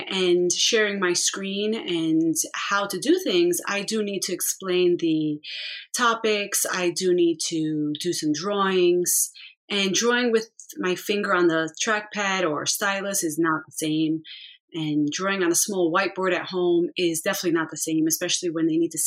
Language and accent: English; New York City, New York, United States; now in Long Island, United States; I grew up mostly in the Bronx